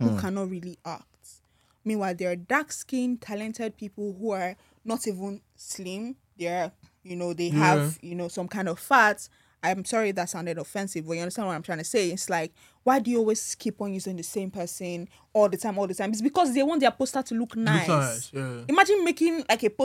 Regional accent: Nigeria; I'm a Nigerian to the core

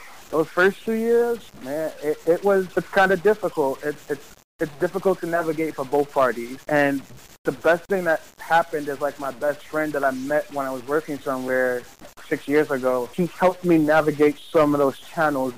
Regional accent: New York City, New York, United States; I grew up in Harlem in Polo Grounds Towers, in the PJs

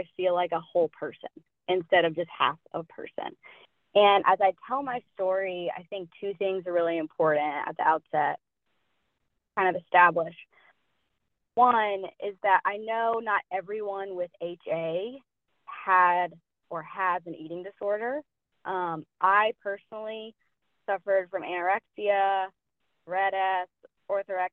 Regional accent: Asheville, North Carolina, United States; now in Pensacola, United States; I'm from Asheville, North Carolina, originally. Currently, I am living in Pensacola, Florida

